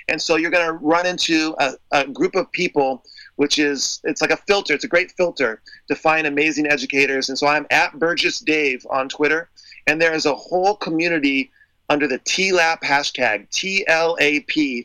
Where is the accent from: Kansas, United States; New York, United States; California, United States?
California, United States; San Diego; I'm from San Diego.